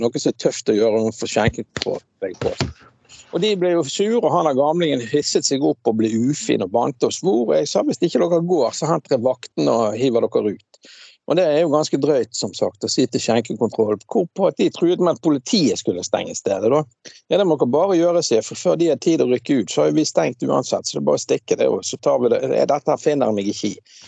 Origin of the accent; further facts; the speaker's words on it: Bergen, Vestland, Norway; da jeg vokste opp på Laksvåg